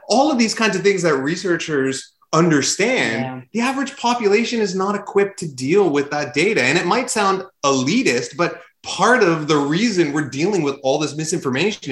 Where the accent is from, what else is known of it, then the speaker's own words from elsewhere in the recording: Canada; we're Canadian